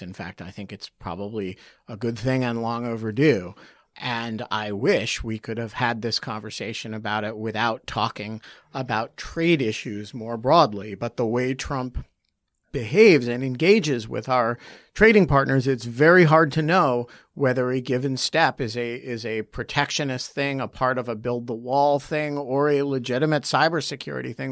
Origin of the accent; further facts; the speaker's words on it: United States; as an American